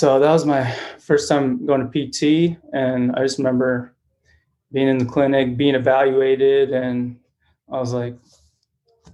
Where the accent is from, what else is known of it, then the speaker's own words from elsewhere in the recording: Phoenix, Arizona, United States; also born or lived in Mexico; I grew up in Phoenix, Arizona